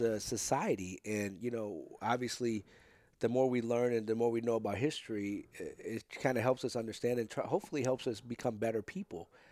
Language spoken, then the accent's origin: English; St. Louis, Missouri, United States; also born or lived in Potosi; I got here, um, when I was three